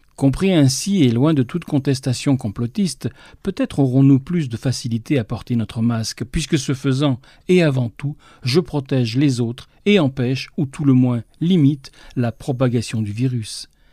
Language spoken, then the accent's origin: French; France; ici, chez nous, en France